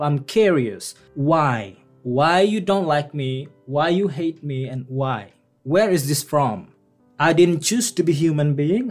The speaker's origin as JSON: {"language": "English", "region": "Bangka Belitung Islands", "country": "Indonesia", "tie": "born or raised there", "also_born_or_lived": "Yogyakarta, Indonesia", "second_language": "English", "moved": "as an adult", "lives_now": "Newfoundland, Canada"}